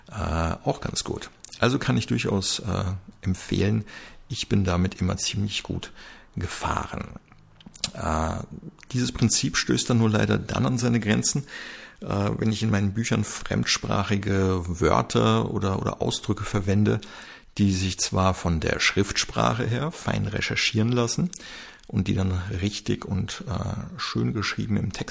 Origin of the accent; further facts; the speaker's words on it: Germany; born there; dass man sich im Österreich-Urlaub zwar als gebürtiger Deutscher, der, äh, dass man sich da halt verständlich machen kann